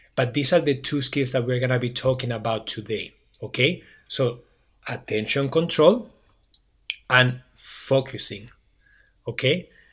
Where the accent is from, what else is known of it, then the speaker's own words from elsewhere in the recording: Barcelona, Catalonia, Spain; English is a second language; now in Waterloo, Canada; I am originally from Barcelona, Spain.